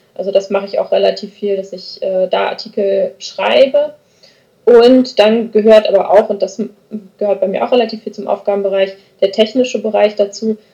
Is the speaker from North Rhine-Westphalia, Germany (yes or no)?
yes; Wormersdorf, North Rhine-Westphalia, Germany; also born or lived in Hamburg / Meckenheim; Geboren bin ich außerhalb des Rheinlands in Hamburg. Ja. Und dann aber mit drei Jahren nach Meckenheim gekommen und bin dann in Wormersdorf aufgewachsen